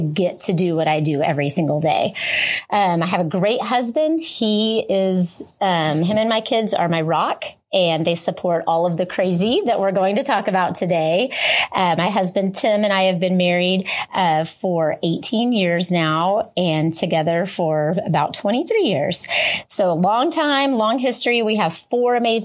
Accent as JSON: {"language": "English", "town": "Lubbock", "region": "Texas", "country": "United States", "tie": "born or raised there", "said": "I grew up in Lubbock, Texas and played, you know, for Monterey High School"}